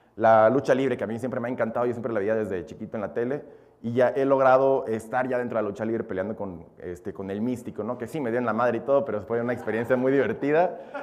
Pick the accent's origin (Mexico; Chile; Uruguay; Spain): Mexico; also born or lived in Belarus; yo nací nada más allá, yo llegué a México a los dos años.